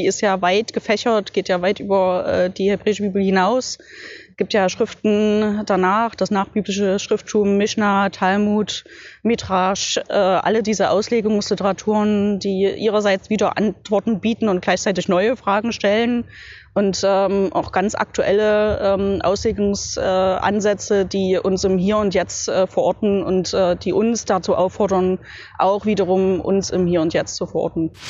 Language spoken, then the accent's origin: German; Leipzig, Saxony, Germany; Ich bin hier in Leipzig, weil Leipzig meine Heimatstadt ist